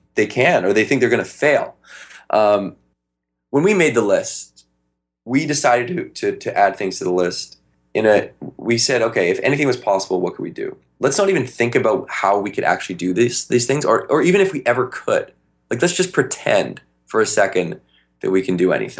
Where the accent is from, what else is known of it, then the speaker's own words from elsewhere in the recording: Victoria, British Columbia, Canada; we grew up in Victoria, BC, up in Canada.